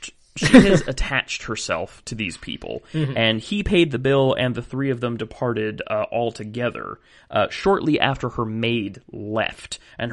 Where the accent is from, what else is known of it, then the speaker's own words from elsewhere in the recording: United States; My geographic knowledge as an American is extremely weak